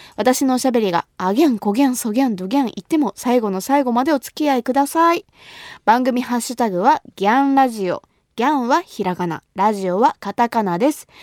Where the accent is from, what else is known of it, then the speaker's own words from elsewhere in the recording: Kumamoto, Japan; 私の地元、熊本